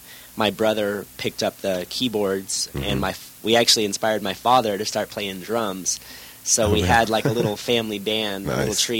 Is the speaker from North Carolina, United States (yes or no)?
no; Maine, United States; moved away as an adult; also born or lived in Boston; Yes, I was born in Boston, and I grew up in Maine. So East Coast till I was 18.